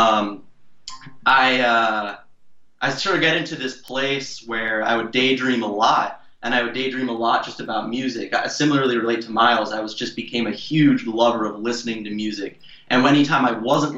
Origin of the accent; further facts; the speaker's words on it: Oakland, California, United States; I grew up in California. I grew up in Oakland, in the Bay Area